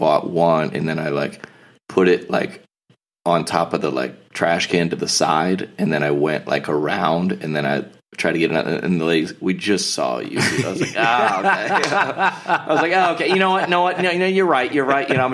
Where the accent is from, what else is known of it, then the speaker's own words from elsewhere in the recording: the South, United States; I grew up in church in the South